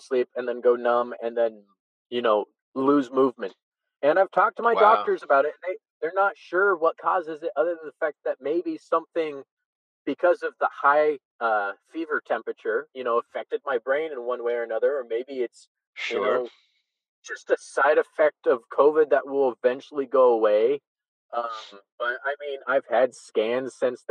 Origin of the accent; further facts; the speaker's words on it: United States; also born or lived in Brazil; I'm American